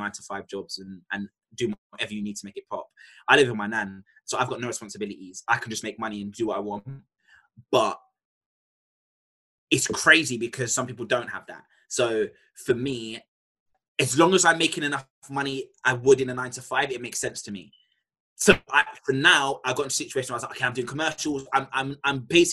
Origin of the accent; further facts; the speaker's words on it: London, United Kingdom; I'm from Tottenham. I speak different.